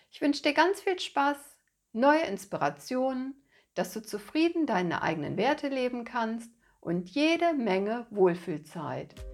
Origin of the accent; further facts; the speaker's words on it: Rhineland, Germany; Als gebürtige Rheinländerin hat mir bereits in ganz jungen Jahren ein Spaziergang am Rhein oder eine Auszeit mit meiner Freundin auf der Wippe am Rheinufer Ruhe und Kraft verliehen.